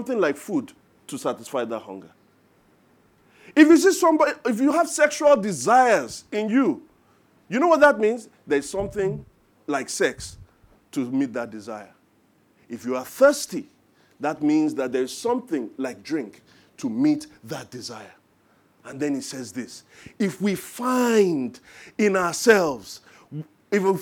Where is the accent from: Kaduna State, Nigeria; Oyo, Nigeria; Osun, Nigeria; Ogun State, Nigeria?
Ogun State, Nigeria; Ijebu Ode; now in Lagos, Nigeria; I am from Ijebu Ode